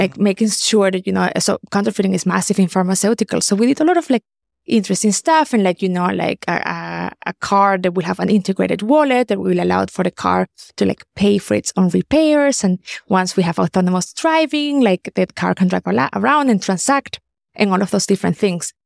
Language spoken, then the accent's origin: English; Caracas, Capital District, Venezuela; moved away as an adult; also born or lived in Germany; I'm originally from Caracas, Venezuela.